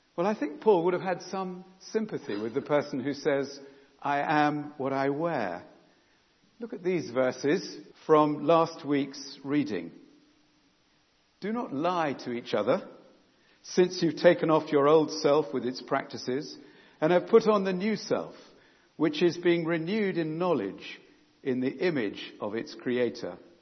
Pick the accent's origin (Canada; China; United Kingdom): United Kingdom; England; own up to being English